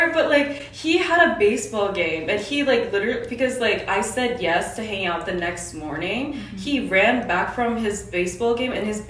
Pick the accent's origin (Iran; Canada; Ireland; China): Canada; moved away as an adult; also born or lived in Korea; now in South Korea; I was born in Korea as well, but I moved to Canada in grade two in Korea. And then I've been in Canada ever since.